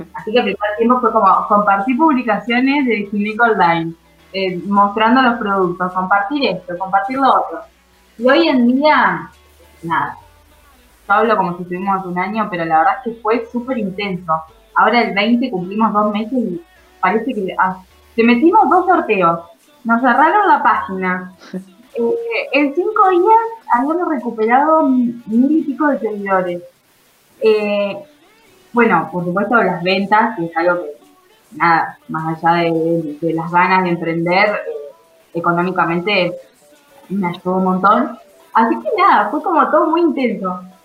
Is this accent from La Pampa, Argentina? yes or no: no; Carmen de Patagones, Buenos Aires Province, Argentina; yo soy de Vietma, de Patagones en realidad